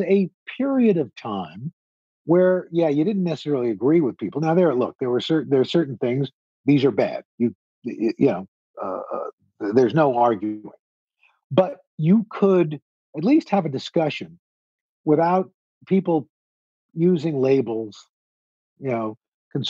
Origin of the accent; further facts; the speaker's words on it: New York City, New York, United States; I'm a kid from Queens